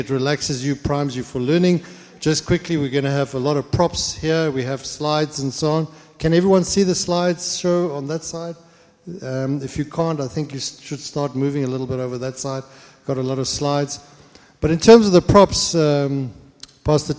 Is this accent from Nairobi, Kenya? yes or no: yes; Nairobi, Kenya; now in Dallas, United States; I was born in Nairobi, Kenya